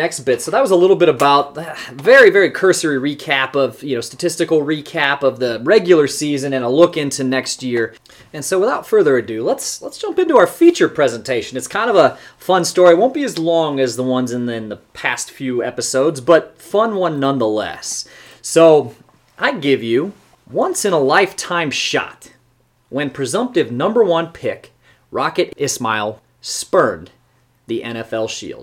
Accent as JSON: {"language": "English", "town": "Fort Wayne", "region": "Indiana", "country": "United States", "tie": "born or raised there", "said": "I grew up in Fort Wayne, Indiana."}